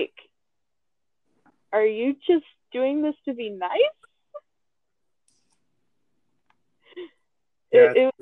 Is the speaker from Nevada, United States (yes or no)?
yes; Las Vegas, Nevada, United States; I had just gotten back to my hometown, well, second hometown to me, Las Vegas